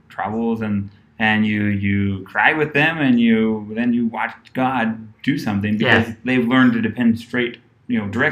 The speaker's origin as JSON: {"language": "English", "region": "Ohio", "country": "United States", "tie": "born or raised there", "moved": "as an adult", "lives_now": "Cojutepeque, El Salvador", "said": "growing up in Ohio, my pastor allowed myself and my twin brother to work at the church voluntarily"}